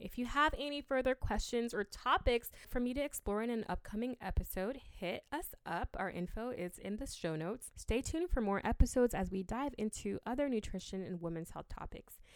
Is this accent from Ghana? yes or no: yes; Ghana; I'm from Ghana, and we drink hibiscus a lot